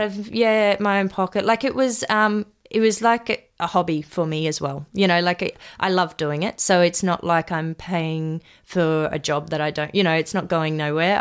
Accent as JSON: {"language": "English", "town": "Maroochydore", "region": "Queensland", "country": "Australia", "tie": "born or raised there", "said": "we, um, live right across the road from the beach, um, in Mark Cooler"}